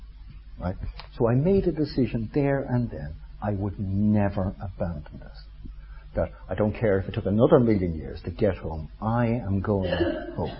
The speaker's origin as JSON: {"language": "English", "country": "Ireland", "said": "I'm Irish"}